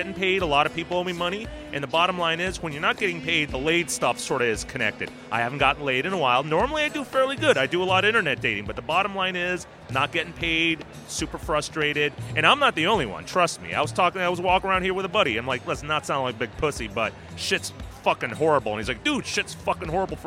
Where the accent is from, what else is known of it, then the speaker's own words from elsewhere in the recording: Washington, United States; now in New York, United States; I'm originally from Washington State, but I've lived here in New York for about 20 years